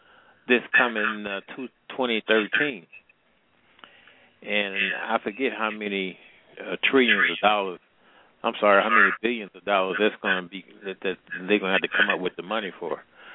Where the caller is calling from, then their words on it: Midwest, United States; I'm calling from the Midwest.